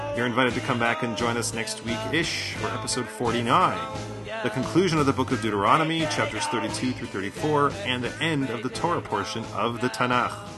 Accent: Chicago, Illinois, United States; my hometown of Chicago

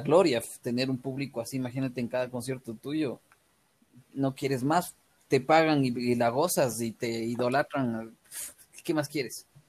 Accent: Ecuador; me regresaba, creo que ese mismo día a Ecuador

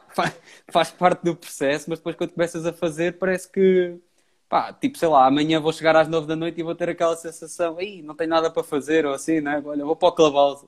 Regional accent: Pombal, Centro, Portugal; also born or lived in Viseu; now in Porto, Portugal; Eu sou de Pombal, uh, vivo no Porto, Uh, e agora atualmente estou em Viseu

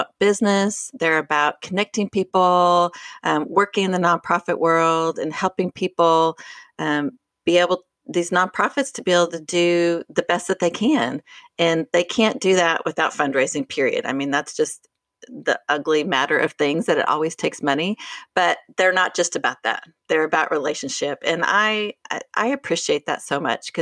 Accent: Boulder, Colorado, United States; I'm from Boulder

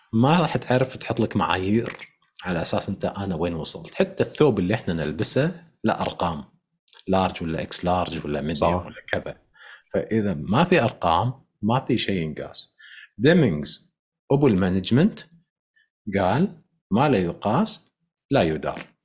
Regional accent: Kuwait; عندنا بالكويت

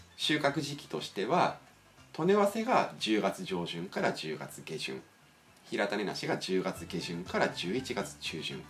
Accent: Niigata, Japan; 新潟で俺の実家周り

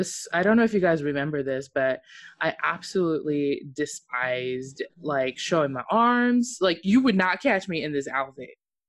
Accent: Japan; Mine was like crazy because I grew up in Japan, and so for those of you who don't know, I'm half Okinawan.

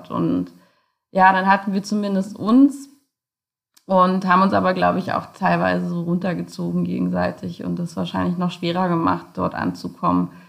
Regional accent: Germany; so wie man halt als Teenager in Deutschland, wenn man so ein bisschen rebellisch ist, eben auch unterwegs ist

